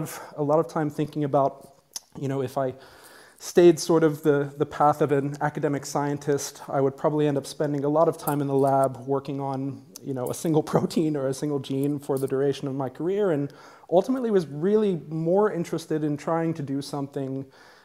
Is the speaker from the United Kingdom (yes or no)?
no; United States; I grew up in the United States